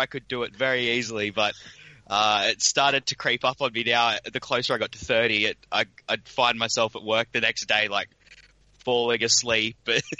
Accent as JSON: {"language": "English", "country": "Australia", "accent": "broad Australian", "said": "my broad Australian accent. I've been told it's classified as broad."}